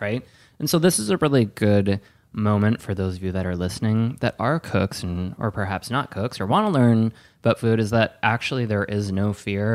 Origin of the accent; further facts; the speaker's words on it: Wisconsin, United States; moved away; also born or lived in Spain; I'm from Wisconsin, and I lived in Spain